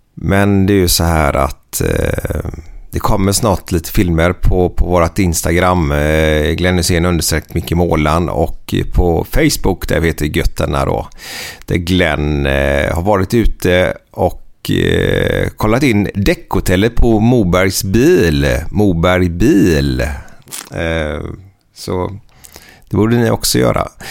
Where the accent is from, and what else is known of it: Gothenburg, Västra Götaland, Sweden; born or raised there